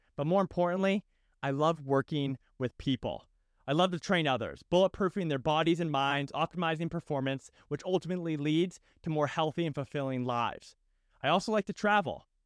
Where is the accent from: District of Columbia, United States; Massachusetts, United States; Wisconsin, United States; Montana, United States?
Massachusetts, United States; just outside of Boston; moved away as an adult; also born or lived in Annapolis, Maryland / San Diego, California; I grew up just outside of Boston, Massachusetts